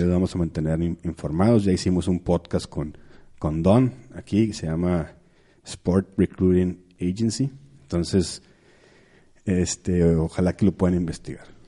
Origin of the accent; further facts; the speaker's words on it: San Pedro Garza García, Nuevo León, Mexico; yo soy de Monterrey, yo soy de San Pedro